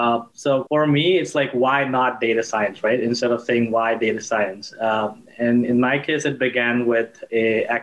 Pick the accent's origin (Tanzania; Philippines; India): India; moved away; I grew up in India